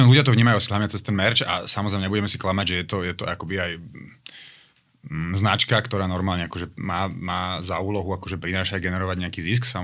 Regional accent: Bratislava, Bratislava Region, Slovakia; Ja som, eh, som z Bratislavy a z dlhých dielov. Ale nie som akože, teraz som rodený, ale nie som nejaký akože dlho generačný Bratislavč.

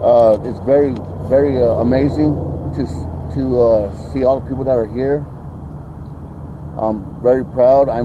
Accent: Walker River Paiute Reservation, Nevada, United States; I'm from the Walk River Paiute tribe

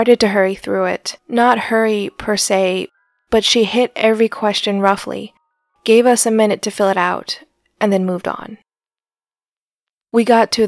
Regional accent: Scottsdale, Arizona, United States; I grew up in Scottsdale, Arizona

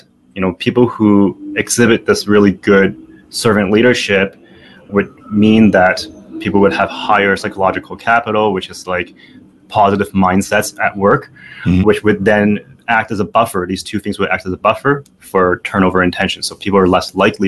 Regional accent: Canada; I am Canadian

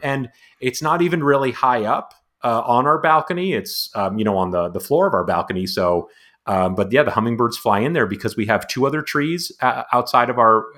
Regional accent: Montreal, Quebec, Canada; now in San Diego, United States; I'm also originally from I was born in Montreal

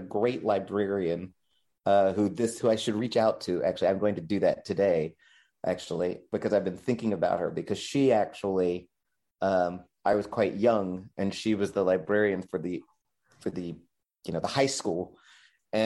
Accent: Tallahassee, Florida, United States; now in New York, United States; I am from Tallahassee

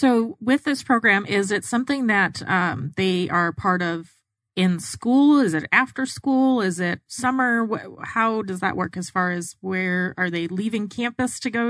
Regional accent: Arizona, United States; I grew up in Arizona as well

